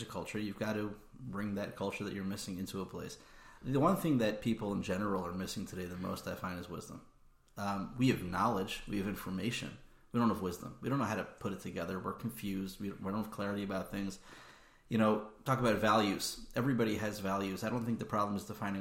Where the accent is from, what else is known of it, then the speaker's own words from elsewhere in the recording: Atlanta, Georgia, United States; moved away; also born or lived in Baltimore / Philadelphia / Lakewood / Israel; I grew up in Atlanta, where my father and my father-in-law were both part of the Kollel there